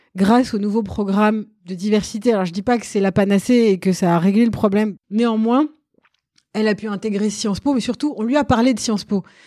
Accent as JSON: {"language": "French", "town": "Sarcelles", "region": "Île-de-France", "country": "France", "tie": "born or raised there", "said": "j'ai grandi dans le Val d'Oise, j'étais au lycée à Sarcelles"}